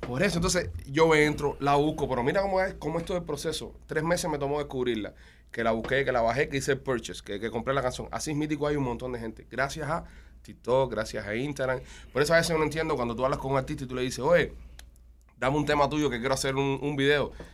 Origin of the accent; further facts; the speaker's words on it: Cuba; moved away; Ya somos cubanos. La gente sabe que nosotros somos cubanos